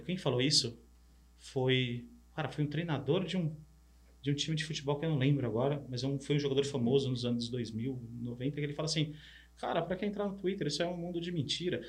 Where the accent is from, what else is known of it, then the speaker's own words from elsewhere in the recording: São Paulo, Brazil; also born or lived in Paraná, Brazil; eu sou do interior do Paraná, mas vim para São Paulo criança, mas todas as férias escolares de julho e final de ano voltava para a fazenda dos avós, no Paraná